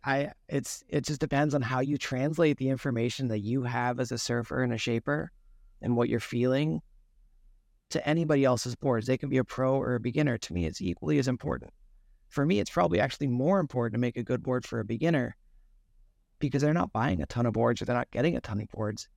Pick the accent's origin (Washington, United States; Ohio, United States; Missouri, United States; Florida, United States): Washington, United States; Seattle; I grew up in Seattle